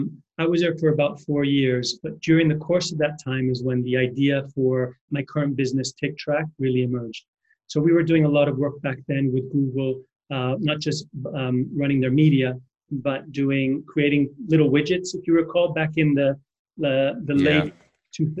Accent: New York, United States; moved away as an adult; also born or lived in Argentina / Spain; now in United Kingdom; So I'm originally from Argentina, but I moved to New York when I was a kid. I pretty much grew up there

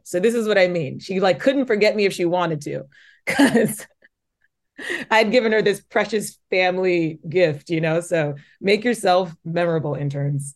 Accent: Omaha, Nebraska, United States; moved away as an adult; also born or lived in Lincoln, Nebraska; now in New York City, United States; I grew up in Omaha. I went to Papillion La Vista High School

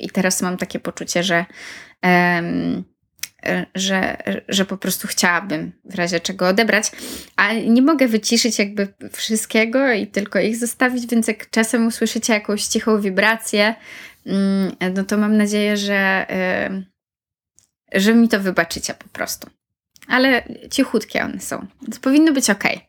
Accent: Poland; moved away as an adult; also born or lived in Warsaw, Poland; now in United Kingdom; miałam dwa lata po liceum życia w Polsce, w Warszawie, pracowania i też studiowania trochę przez rok

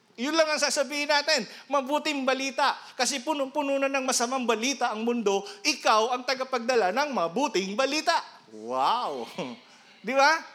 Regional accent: Iriga, Bicol Region, Philippines; moved away; doon sa amin sa Iriga

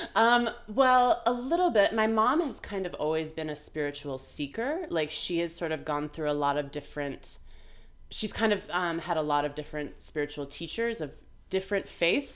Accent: Vermont, United States; it happened to be where I was growing up in Vermont

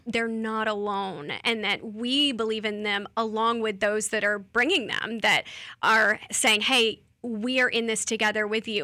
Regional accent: Lakeland, Florida, United States; I'm from here, I'm from Lakeland, from Polk County, I'm a Polk County girl.

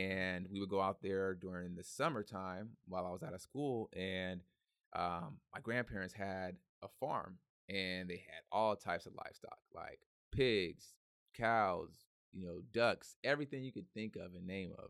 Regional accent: Hercules, California, United States; also born or lived in San Francisco; I was born in San Francisco, raised in Hercules

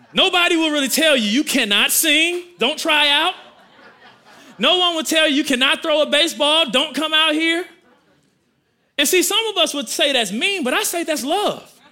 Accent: Milwaukee, Wisconsin, United States; I grew up in Milwaukee, Wisconsin.

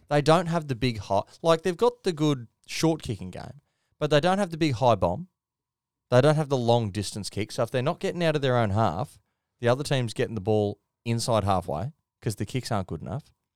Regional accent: Queensland, Australia; As a Queenslander

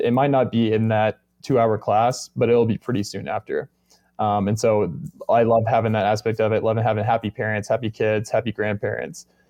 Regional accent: Arkansas, United States; now in Denver, United States; I'm actually from Arkansas

